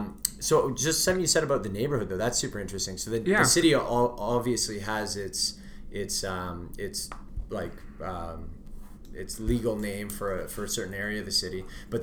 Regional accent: Vancouver, British Columbia, Canada; moved away as an adult; now in Edmonton, Canada; I grew up in Vancouver where you've got the avenues are numbered and then all the streets are named.

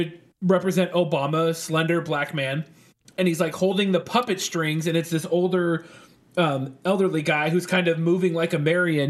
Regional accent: San Francisco, California, United States; And I grew up in San Francisco.

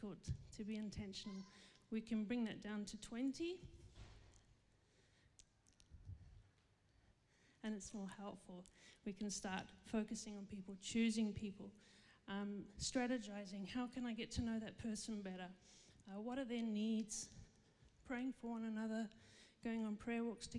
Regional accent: Zimbabwe; now in Perth, Australia; when I grew up in Zimbabwe, I lived in her home.

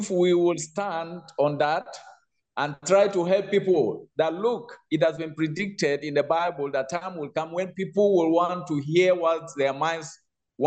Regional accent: Nigeria; in Nigeria, we still stick

